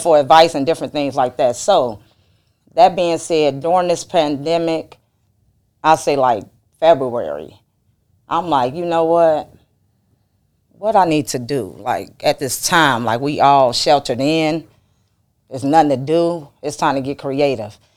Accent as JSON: {"language": "English", "region": "the South", "country": "United States", "said": "I'm from the South"}